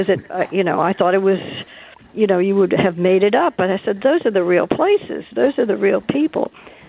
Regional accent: New Orleans, Louisiana, United States; now in Alexandria, United States; I grew up in New Orleans. I wasn't born there, and I left quite early, but go back all the time.

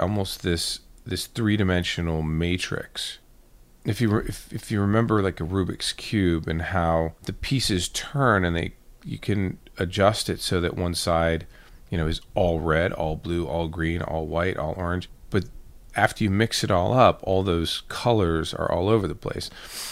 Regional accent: New York City, New York, United States; I was born in Queens, New York. And I was actually adopted at the age of 3.

